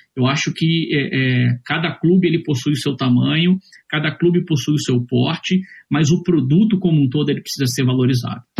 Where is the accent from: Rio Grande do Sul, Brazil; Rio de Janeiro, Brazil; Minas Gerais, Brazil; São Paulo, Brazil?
Rio de Janeiro, Brazil; moved away as an adult; now in Florianópolis, Brazil; Mas eu sou carioca, já moro aqui em Florianópolis desde 2004